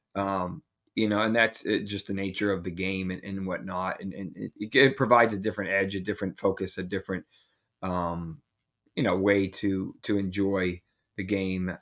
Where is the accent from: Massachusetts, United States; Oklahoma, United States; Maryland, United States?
Massachusetts, United States; I grew up in Massachusetts, where hockey is pretty prevalent